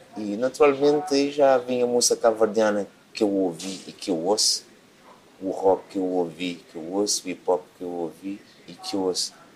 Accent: Cape Verde; moved away as an adult; now in Portugal; Quando eu vim de Cabo Verde

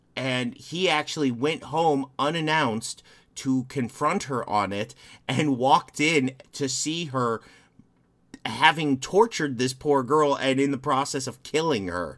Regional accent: Chicago, Illinois, United States; moved away; I'm from the Chicagoland area originally

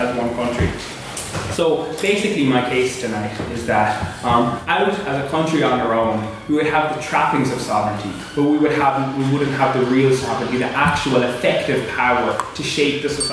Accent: Cork, Munster, Ireland; moved away as an adult; now in Belfast, United Kingdom; I'm from Cork, so one of those EU migrants.

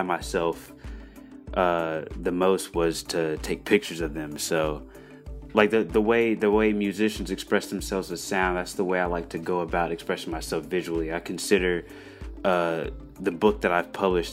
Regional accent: Nashville, Tennessee, United States; I grew up in East Nashville

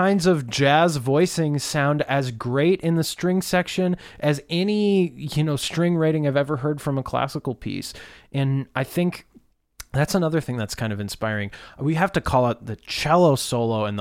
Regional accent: United States; being an American composer

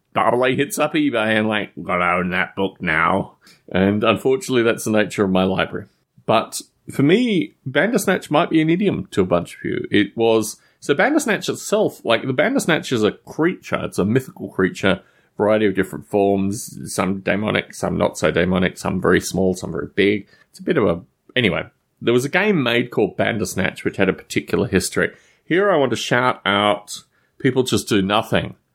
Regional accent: Australia; I was growing up in Australia at the time.

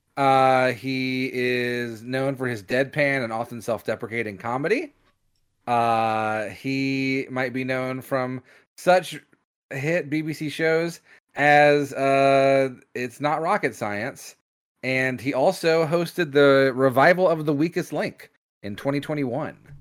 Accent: United States; we're American

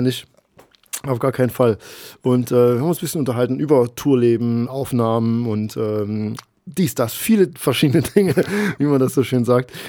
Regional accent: East Germany, Germany; ich bin in der DDR groß geworden

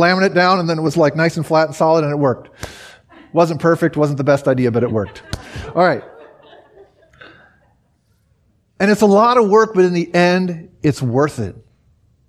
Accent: United States; moved away as an adult; also born or lived in Germany; me as an American

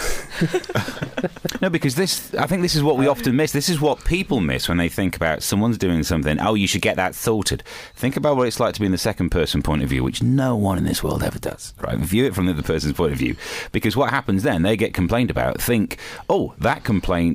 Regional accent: England, United Kingdom; Someone hated me for being English

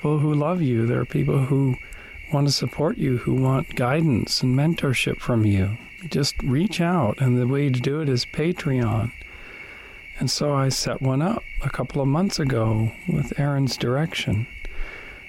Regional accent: Kamloops, British Columbia, Canada; moved away as an adult; Kamloops, British Columbia, Canada, my hometown

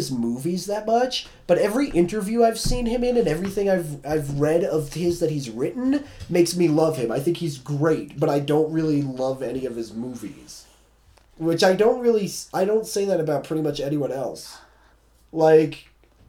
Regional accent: Colorado, United States; moved away; we grew up in Colorado

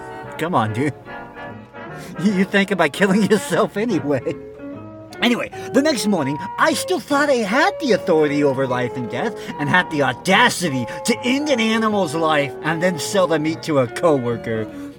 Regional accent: Texas, United States; How I went from a Texas cowboy to a vegan yogi and found my truth. Growing up in South Texas has its benefits

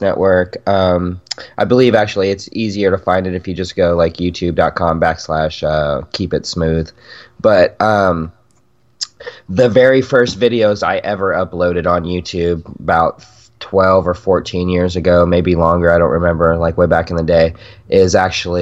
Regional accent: Yuma, Arizona, United States; moved away as an adult; now in Arkansas, United States; I'm in Arkansas now, but I grew up in Yuma

